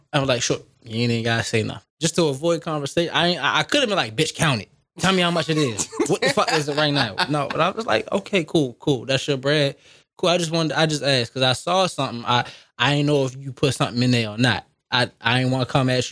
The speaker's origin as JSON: {"language": "English", "town": "Baltimore", "region": "Maryland", "country": "United States", "said": "Technically, I'm from Baltimore"}